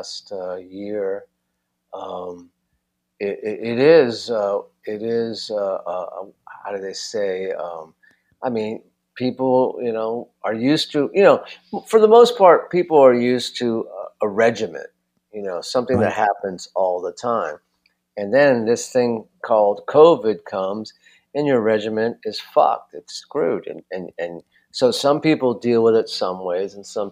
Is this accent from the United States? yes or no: yes; Los Angeles, California, United States; I'm from Los Angeles, where, you know, it's a city where people are always, it's entertainment city.